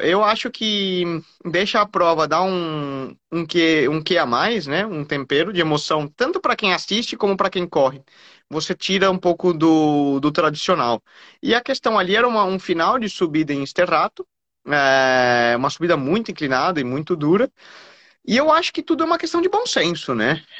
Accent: Brazil

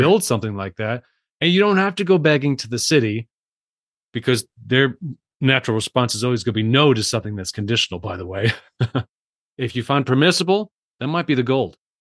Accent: Salida, Colorado, United States; in my hometown of Salida, Colorado

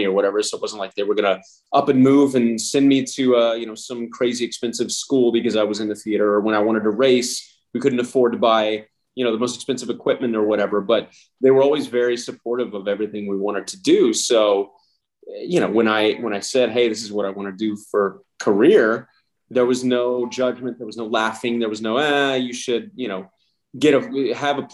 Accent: El Paso, Texas, United States; moved away as an adult; also born or lived in Lubbock, Texas; now in Los Angeles, United States; I was born in Lubbock, Texas. And then I grew up for the most part in El Paso, Texas.

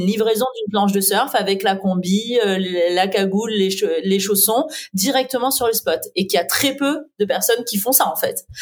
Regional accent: south-east France, France; moved away; also born or lived in Paris; je viens du sud-est de la France

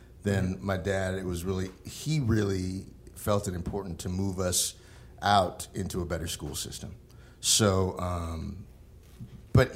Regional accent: St. Paul, Minnesota, United States; I was born in St. Paul.

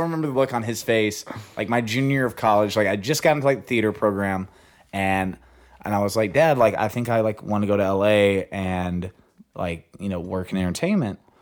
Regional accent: Hope, Arkansas, United States; moved away as an adult; now in Los Angeles, United States; I'm from a small town called Hope

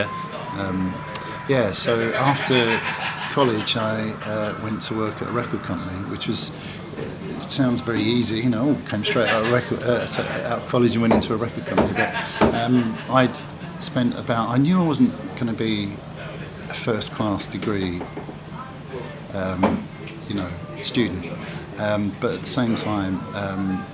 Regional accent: North Kent, South East London, South East England, United Kingdom; also born or lived in Derbyshire; I grew up in North Kent, South East London kind of thing. Socialised more in South East London.

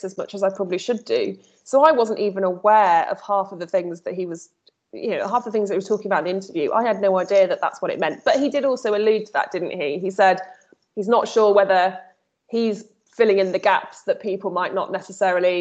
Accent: Midlands, United Kingdom; I'm from the Midlands

